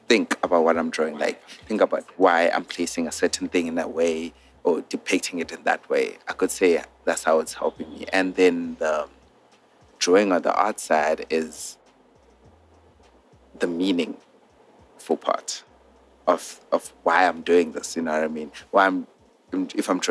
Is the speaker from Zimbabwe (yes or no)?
yes; Zimbabwe; moved away; I'm from Zim